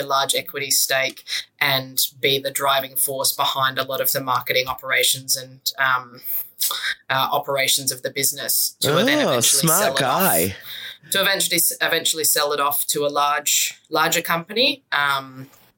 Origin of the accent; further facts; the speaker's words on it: Sydney, New South Wales, Australia; I grew up in the North Shore in Sydney.